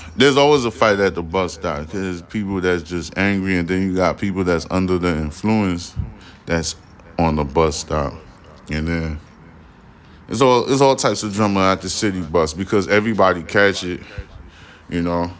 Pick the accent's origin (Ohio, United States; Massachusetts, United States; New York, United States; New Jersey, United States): New York, United States; I'm a New Yorker